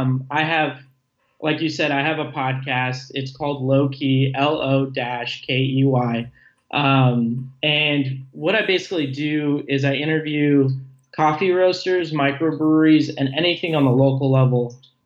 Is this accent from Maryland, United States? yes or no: no; Las Vegas, Nevada, United States; I'm originally from Las Vegas, Nevada. So like some of the phrasing and accents are a little different for me.